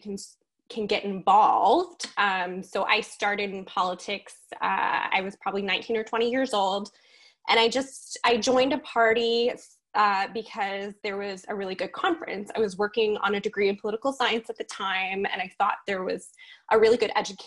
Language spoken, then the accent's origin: English; Nova Scotia, Canada; I'm from Nova Scotia